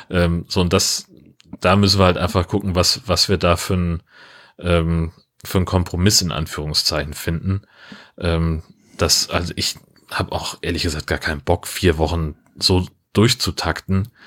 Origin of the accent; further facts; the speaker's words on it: Germany; Komme aus den, Au äh, da wo, wo ich groß geworden bin, da endet das Rothaargebirge gerade.